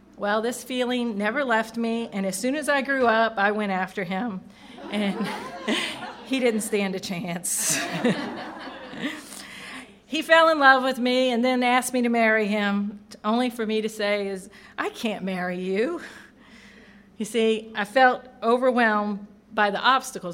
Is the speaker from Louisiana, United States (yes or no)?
yes; St. Helena Parish, Louisiana, United States; born or raised there